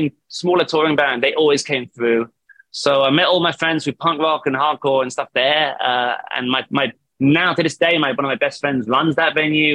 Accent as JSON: {"language": "English", "town": "Southampton", "region": "South East England", "country": "United Kingdom", "tie": "born or raised there", "moved": "as an adult", "lives_now": "Manchester, United Kingdom", "said": "I'm from Southampton, which is from the very bottom coast of the UK."}